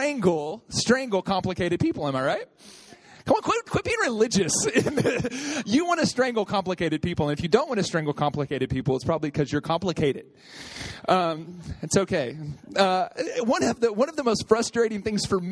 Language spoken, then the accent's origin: English; Oklahoma, United States; moved away; I'm from Oklahoma